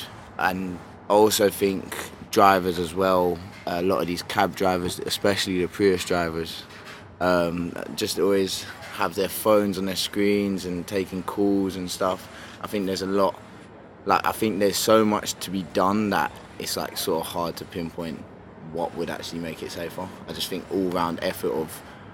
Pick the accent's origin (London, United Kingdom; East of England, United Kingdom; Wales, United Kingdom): London, United Kingdom; growing up in London